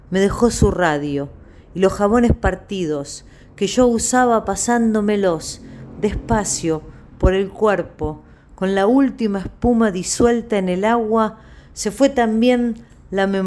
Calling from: Quilmes, Buenos Aires Province, Argentina; de Quilmes y me encantaría escuchar algunos poemas de Elena Aníbalí.

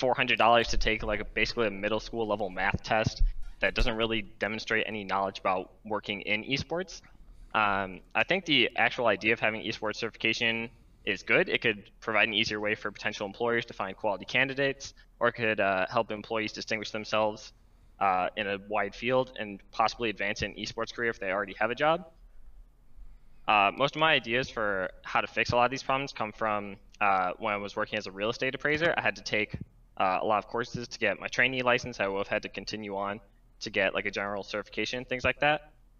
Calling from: Rochester, New York, United States; Hey, I'm calling from Rochester, New York.

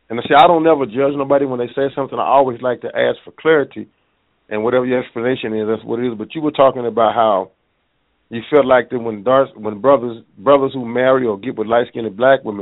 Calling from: Tulsa, Oklahoma, United States; Uh, I'm from Tulsa, Oklahoma

